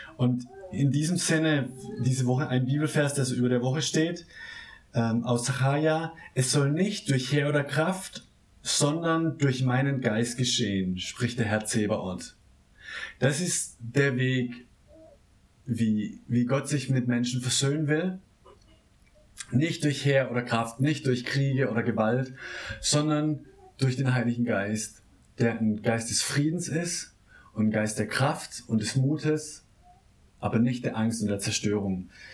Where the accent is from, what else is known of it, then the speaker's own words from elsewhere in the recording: Baden-Württemberg, Germany; now in Berlin, Germany; meinem Heimatdorf äh, im Nordbadischen